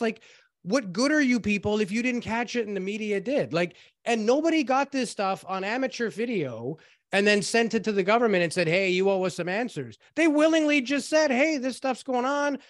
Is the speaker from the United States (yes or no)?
no; Canada; we're Canadian